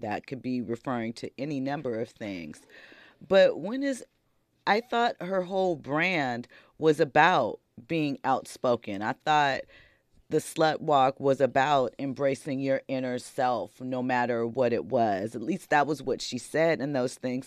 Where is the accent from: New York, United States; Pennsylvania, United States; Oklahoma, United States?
Pennsylvania, United States; Philadelphia; I grew up in South Philly. I grew up in, in the hood. I grew up very, they breed us in South Philly to never snitch